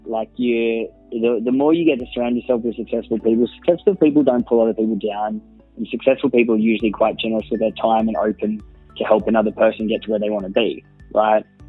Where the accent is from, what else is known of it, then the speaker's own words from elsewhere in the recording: Gold Coast, Queensland, Australia; also born or lived in Bellingen, New South Wales; I was born in Bellingen actually, so New South Wales near Coffs Harbour, and came up to the Gold Coast uh, when I was about seven years old